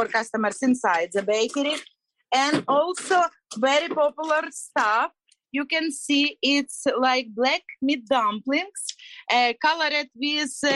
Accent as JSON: {"language": "English", "region": "Kyiv Oblast", "country": "Ukraine", "second_language": "English", "moved": "as an adult", "lives_now": "Flagler Beach, United States", "said": "we're both from Ukraine."}